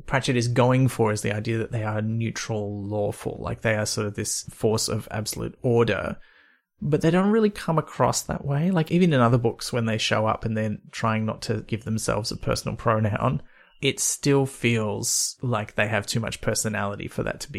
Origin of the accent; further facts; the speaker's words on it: Byron Bay, New South Wales, Australia; I grew up near Byron Bay, you folks. You can have it. I've had enough of it for a lifetime.